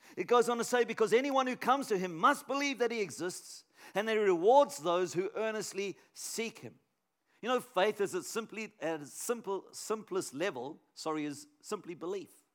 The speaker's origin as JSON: {"language": "English", "town": "Canberra", "region": "Australian Capital Territory", "country": "Australia", "said": "I'm from Canberra"}